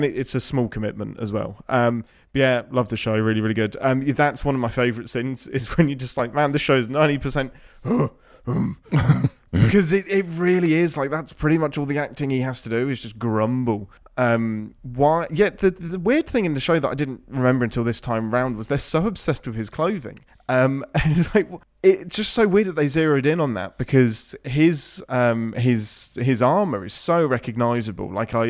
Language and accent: English; England, United Kingdom; I'm English.